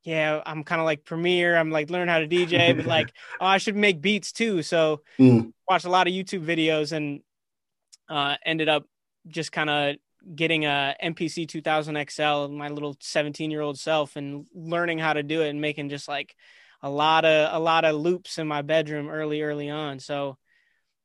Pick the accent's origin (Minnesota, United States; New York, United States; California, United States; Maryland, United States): Minnesota, United States; Minneapolis; now in Chicago, United States; I was born in Chicago, but mm-hmm. I grew up in Minnesota